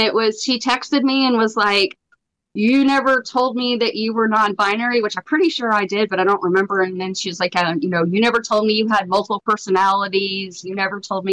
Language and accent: English; Atlanta, Georgia, United States; I grew up in Atlanta, and my mom was an apartment manager